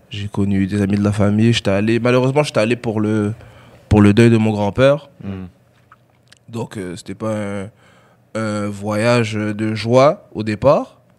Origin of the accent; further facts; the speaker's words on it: Douala, Littoral, Cameroon; Mais je suis resté à Douala, parce que moi, je, je viens de, la ville de Douala.